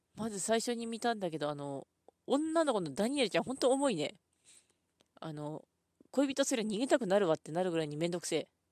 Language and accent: Japanese; Ishikawa, Japan; 出身、私、石川県なんですけど